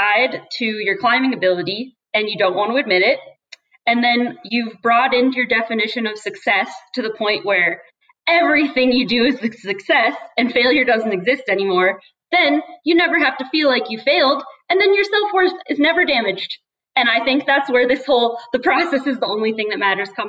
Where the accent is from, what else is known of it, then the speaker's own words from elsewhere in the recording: Cincinnati, Ohio, United States; also born or lived in New Jersey; now in Salt Lake City, United States; And I'm from Ohio. I'm from Cincinnati